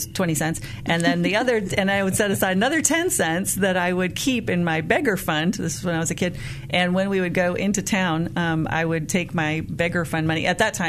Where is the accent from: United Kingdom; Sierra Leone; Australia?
Sierra Leone; You know, growing up in Sierra Leone, I saw people with disabilities and saw a lot of times them living lives as beggars along the sides of the streets.